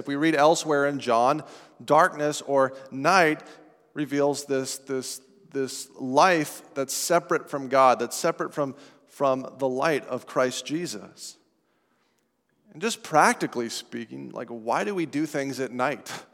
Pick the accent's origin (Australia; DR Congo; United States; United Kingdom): United States; Estes Park, Colorado; moved away; my hometown of Estes Park, Colorado